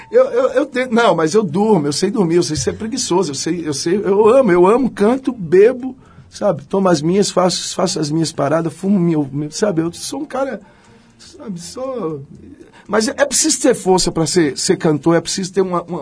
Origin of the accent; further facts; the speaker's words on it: Northeast Region, Brazil; Porque eu, eu porque eu falo, vim do Nordeste, falo pra caralho, penso.